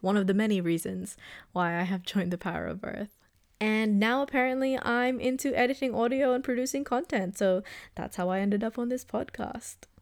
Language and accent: English; Australia; also born or lived in Philippines; I came from the Philippines, but I pretty much grew up in Australia. I moved here when I was turning seven or eight.